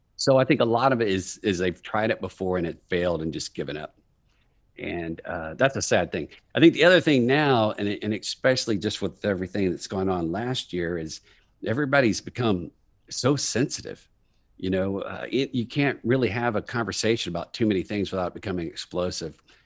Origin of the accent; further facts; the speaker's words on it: Texas, United States; moved away as an adult; also born or lived in New York; I'm from Texas. I moved up to New York after business school